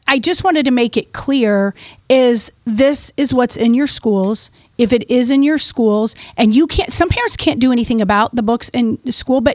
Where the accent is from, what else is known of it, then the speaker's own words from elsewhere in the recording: St. Louis, Missouri, United States; we're from the St. Louis metropolitan area